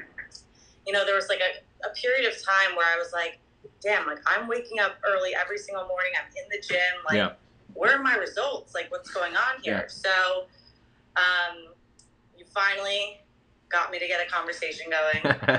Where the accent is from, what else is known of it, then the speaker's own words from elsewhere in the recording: New Jersey, United States; moved away as an adult; also born or lived in Manhattan, New York; now in Boston, United States; I'm from New Jersey. Grew up outside New York.